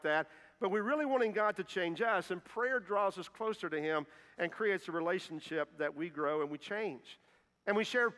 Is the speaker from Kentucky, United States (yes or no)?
yes; Kentucky, United States; moved away as an adult; also born or lived in Indiana; I'm not from Indiana. I'm from Kentucky, but I did mission work there for several years and got to come back home